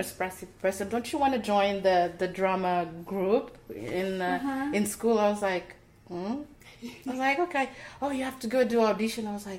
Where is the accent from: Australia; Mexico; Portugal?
Portugal; also born or lived in Timor-Leste; now in United States; have to leave the country to move to Portugal. I was only 4 years old.